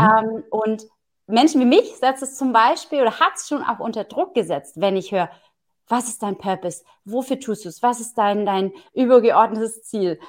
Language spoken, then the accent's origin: German; Southern Germany, Germany; ich komme ja aus dem Süden von Deutschland